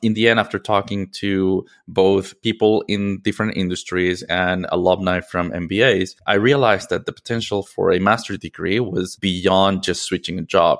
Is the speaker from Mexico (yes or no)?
yes; Mexico City, Mexico; moved away as an adult; I am originally from Mexico City, and I lived most of my life there.